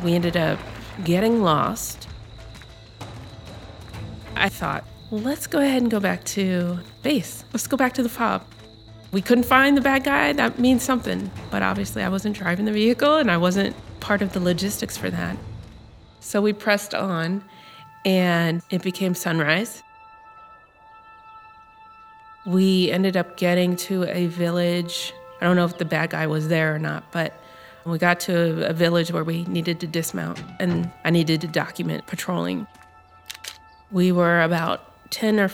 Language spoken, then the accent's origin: English; Lincoln, Nebraska, United States; I'm from Lincoln, Nebraska